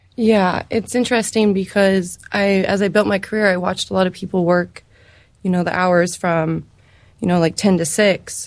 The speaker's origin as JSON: {"language": "English", "region": "California", "country": "United States", "also_born_or_lived": "San Francisco", "moved": "as an adult", "lives_now": "Boise, United States", "said": "I'm actually from California, and I moved out to Idaho for hair school"}